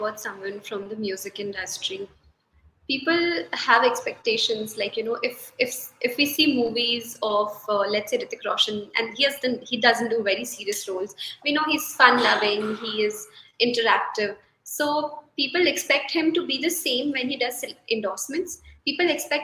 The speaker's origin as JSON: {"language": "English", "town": "Ranchi", "region": "Jharkhand", "country": "India", "said": "I'm from Ranchi"}